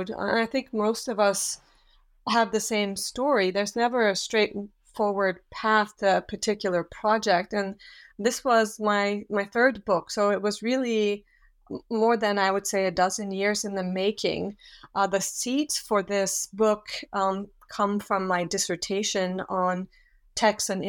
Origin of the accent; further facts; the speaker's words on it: Switzerland; also born or lived in Australia / Yugoslavia; and I am from Switzerland, so I hadn't had any languages or experience um, within the Islamic world.